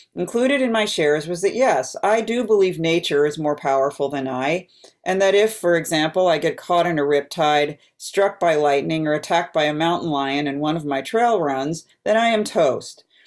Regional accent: East Coast, United States; I grew up on the East Coast

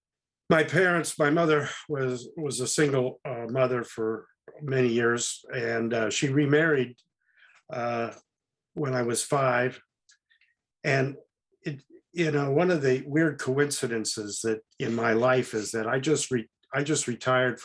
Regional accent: Oakland, California, United States; also born or lived in Marin County area, California; I was born in Oakland, which is nearby.

